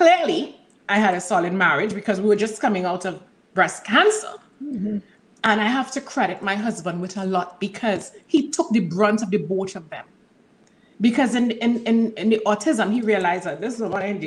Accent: Trinidad & Tobago; I'm from Trinidad and Tobago

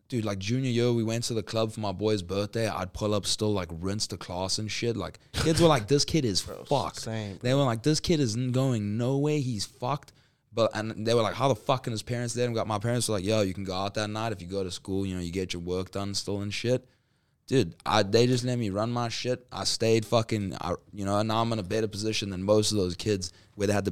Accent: Zimbabwe; born there; also born or lived in South Africa / Middle East / United States; So like I was born in Zimbabwe, went to Johannesburg in South Africa, Johannesburg, Durban, Durban, Middle East, back to Durban, LA, Arizona.

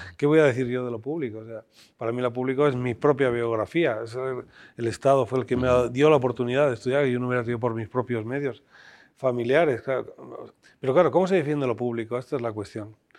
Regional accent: Spain; somos españoles

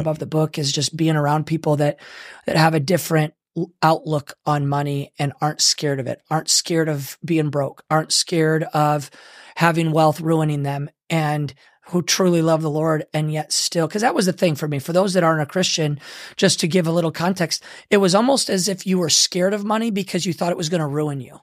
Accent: Michigan, United States; moved away; I grew up in Michigan

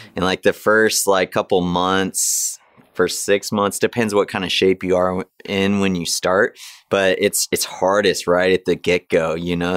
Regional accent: Big Bear, California, United States; my hometown, Big Bear

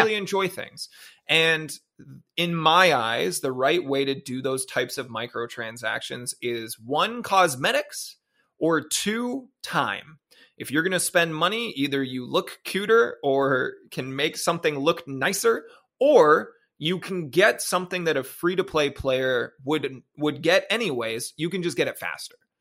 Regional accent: Ontario, Canada; also born or lived in Japan; I'm a Canadian boy with an American phone who was in Japan

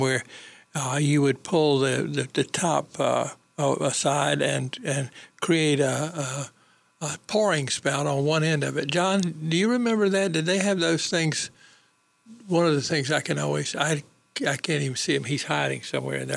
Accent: eastern North Carolina, United States; Mayola, I think, was a dairy that distributed milk in my hometown, and it was common in eastern North Carolina

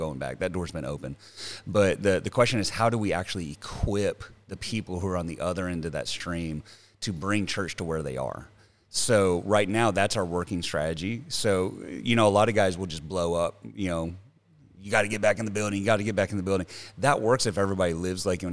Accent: the South, United States; moved away as an adult; I come from the South

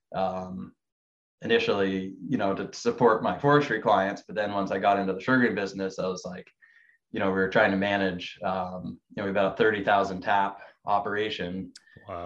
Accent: Vermont, United States; I grew up in Vermont

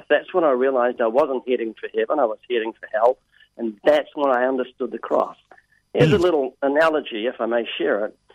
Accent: Texas, United States; Now, this, I'm actually from Texas. I fake this just to get people to listen.

